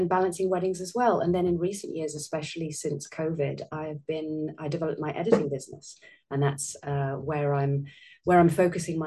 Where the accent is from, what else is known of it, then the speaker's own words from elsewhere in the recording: South Wales, United Kingdom; accent: British; moved away as an adult; now in Italy; I'm originally British, as you can probably tell by my accent. I do live in Italy, though, although I have very strong ties still to my home and my family home in Wales, South Wales, in Great Britain.